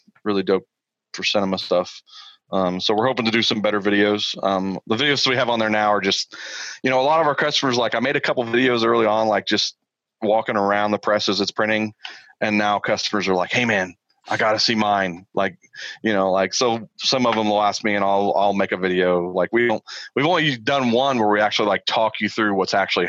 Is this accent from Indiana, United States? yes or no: yes; Indiana, United States; I'm a redneck from Indiana